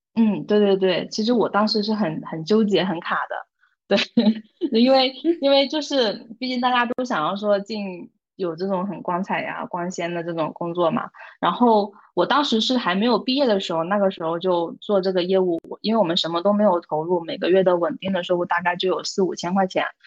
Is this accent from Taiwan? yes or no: no; northern China, China; moved away as an adult; now in Guangzhou, China; 从小在北方长大，我的性格也可能直爽一些咯